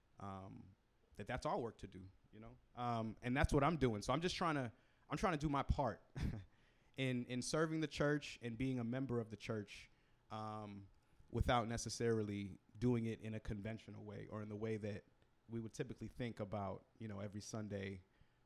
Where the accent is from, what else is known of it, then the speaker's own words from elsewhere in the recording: Boston, Massachusetts, United States; I grew up in Roxbury, Massachusetts, Roxbury, Boston, Massachusetts, historically Black neighborhood, poor Black neighborhood